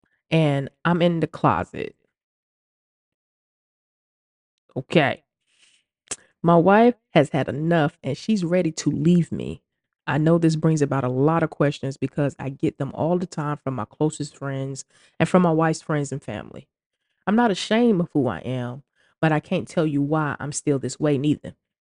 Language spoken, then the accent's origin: English; Deep South, United States; I was born and raised in the Deep South to parents that are Bible-toting Christians who are preachers. We live in a town with about 2,000 people, so everyone knew everything about everybody.